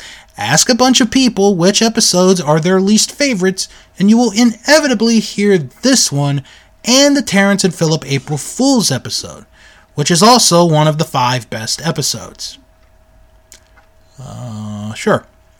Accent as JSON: {"language": "English", "country": "United Kingdom", "said": "But, being British, watching anything to do with U.S. sports bores me rigid."}